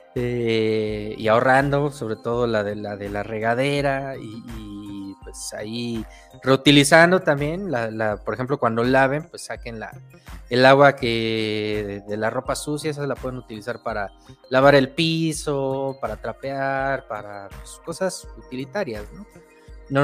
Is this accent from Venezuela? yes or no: no; Mexico; lo que pues nosotros nos hace identidad como mexicanos